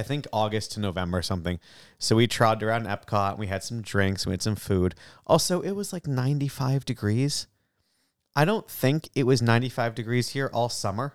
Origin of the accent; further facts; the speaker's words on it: Salem, Massachusetts, United States; I'm from Salem